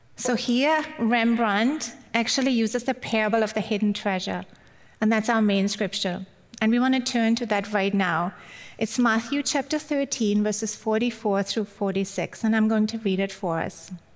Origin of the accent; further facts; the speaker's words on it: Germany; English is a second language; moved away; I grew up in Germany